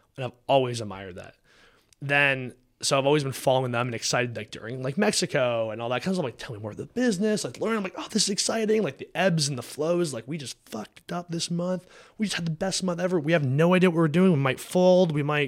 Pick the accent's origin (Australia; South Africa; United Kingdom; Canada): Canada; now in Texas, United States; Like, we're from Canada.